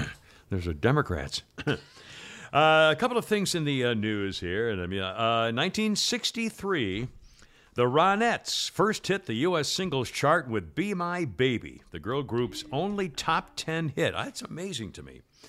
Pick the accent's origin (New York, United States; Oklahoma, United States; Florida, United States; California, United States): Florida, United States; so I'm from Florida.